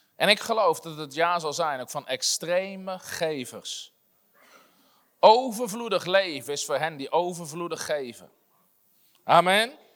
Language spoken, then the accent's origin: Dutch; Netherlands